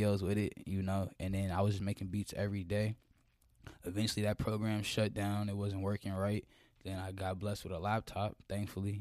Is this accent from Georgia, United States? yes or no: yes; Atlanta, Georgia, United States; also born or lived in West Coast / Norcross, Georgia; I was born, you feel me, on the West Coast, you know. But I've been in East Atlanta since I was 4